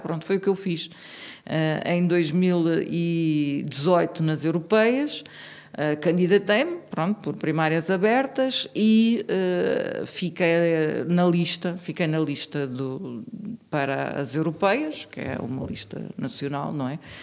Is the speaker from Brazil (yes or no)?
no; Tomar, Santarém District, Portugal; now in Braga, Portugal; eu vivi em Tomar, eu sou de Tomar